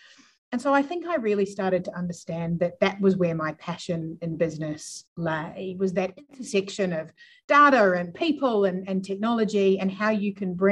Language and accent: English; New Zealand; moved away as an adult; also born or lived in Melbourne, Australia; now in Adelaide, Australia; I grew up in New Zealand, moved here by accident